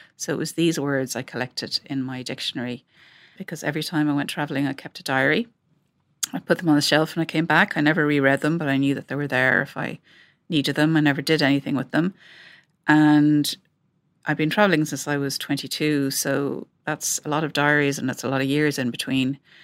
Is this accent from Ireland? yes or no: yes; Ireland; accent: Irish; moved away as an adult; also born or lived in London; from my accent that I'm Irish.